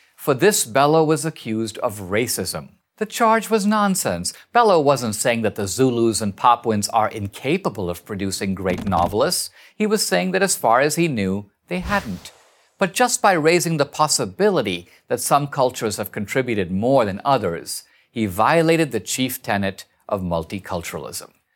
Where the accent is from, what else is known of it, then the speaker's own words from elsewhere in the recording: India; now in United States; I'm an immigrant from India